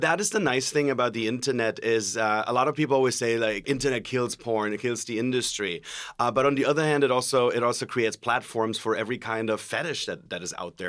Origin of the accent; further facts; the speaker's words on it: Germany; now in California, United States; I'm originally from Germany